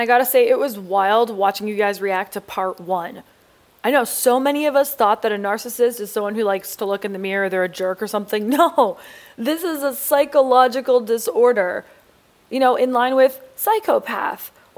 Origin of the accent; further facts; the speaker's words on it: Canada; being brought up Canadian